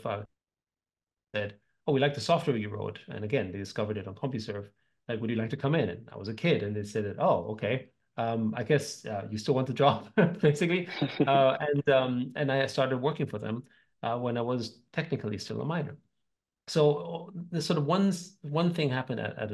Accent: Vienna, Austria; So I grew up in Austria, in Vienna, to a family of musicians.

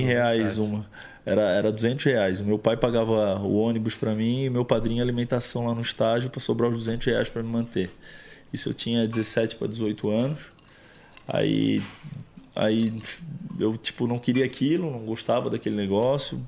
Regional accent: Florianópolis, Santa Catarina, Brazil; Primeiro que eu vim de um bairro de classe média baixa, da grande Florianópolis, chamado bairro que eu me criei, Barra Ipiranga. É, me criei lá a vida inteira

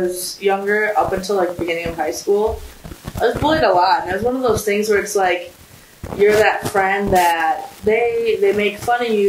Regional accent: South Milwaukee, Wisconsin, United States; moved away; also born or lived in Iran; I'm from South Milwaukee, Wisconsin. It's a nice little town

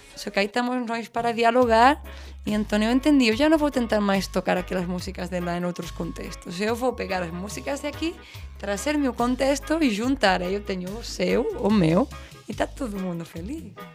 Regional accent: Seville, Andalusia, Spain; Portuguese is a second language; moved away as an adult; now in Pernambuco, Brazil; Andaluzia, que é de onde eu venho, da hum. Espanha, hum. Espanha, Andaluzia, Sevilha, cidade

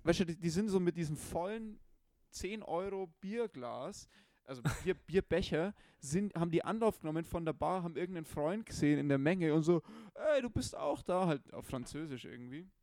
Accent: Munich, Bavaria, Germany; ich war als Bayer, der halt als Müncher schon ein bisschen gewöhnt ist an höhere Bierpreise

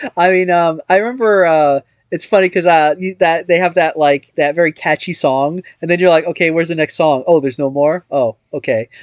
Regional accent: United States; as an American

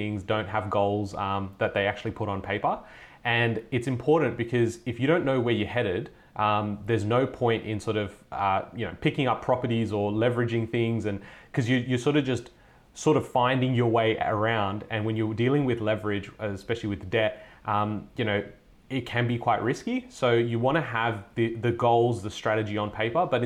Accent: Sydney, New South Wales, Australia; I was born here in Sydney, have lived my entire life in Sydney

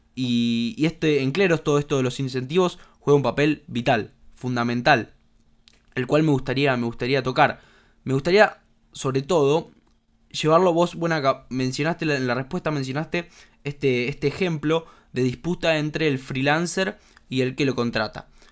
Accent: Argentina; como argentinos

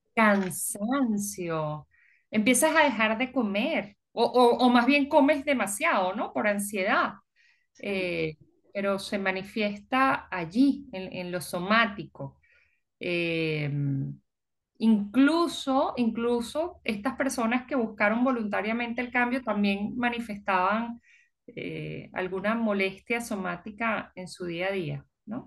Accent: Venezuela; moved away; also born or lived in United States / Peru / Puerto Rico; nosotros cuando salimos de Venezuela

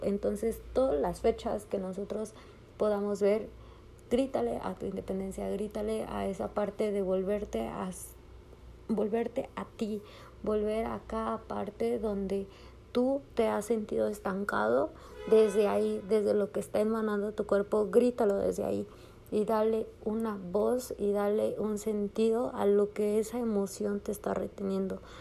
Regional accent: Mexico; a los que somos mexicanos

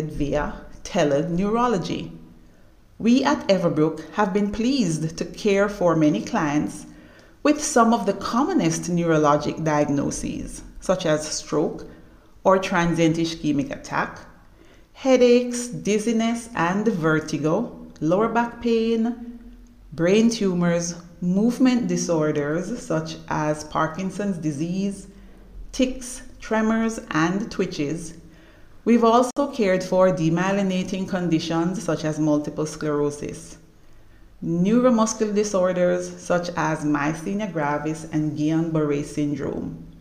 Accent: Jamaica; also born or lived in Canada; I am Jamaican by birth

